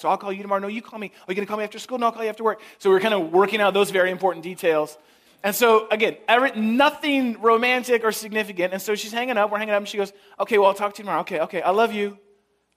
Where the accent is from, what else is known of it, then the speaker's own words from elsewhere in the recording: San Francisco, California, United States; now in Chicago, United States; I grew up in San Francisco